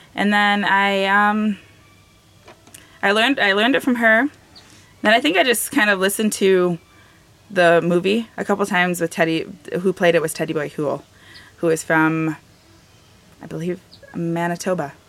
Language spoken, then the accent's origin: English; Michigan, United States; the community that I'm from is a mix between Ojibwe and Odawa